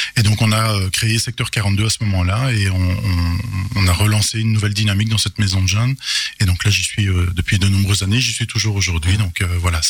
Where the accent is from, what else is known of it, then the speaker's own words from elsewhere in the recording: Charleroi, Wallonia, Belgium; j'ai mon enfance à Goutrou, donc euh, une des communes de Charleroi